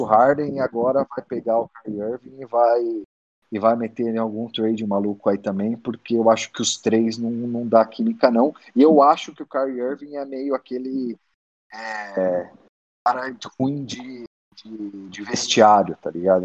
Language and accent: Portuguese; São Bernardo do Campo, São Paulo, Brazil; moved away; also born or lived in Detroit, United States; nasci em São Bernardo